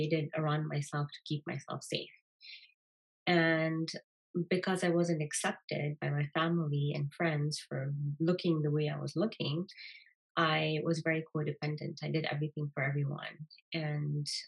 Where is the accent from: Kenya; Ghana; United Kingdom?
Kenya; I was born and raised in Kenya in a normal Indian